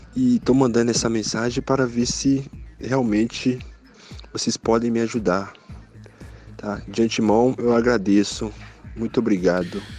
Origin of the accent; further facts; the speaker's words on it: Contagem, Minas Gerais, Brazil; sou de Contagem, Minas Gerais